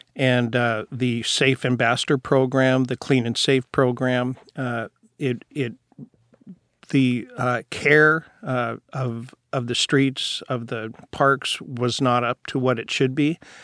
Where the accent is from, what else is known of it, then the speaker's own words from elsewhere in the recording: Seattle, Washington, United States; I was born and raised down in Rainier Valley. So I've been in Seattle my entire life.